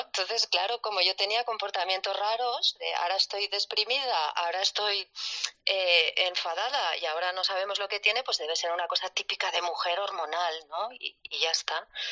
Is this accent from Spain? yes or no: yes; Barcelona, Catalonia, Spain; soy de Barcelona, tengo 48 años